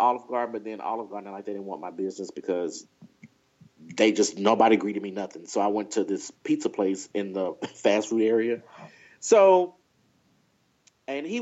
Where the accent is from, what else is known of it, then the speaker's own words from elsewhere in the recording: Texas, United States; I'm from Texas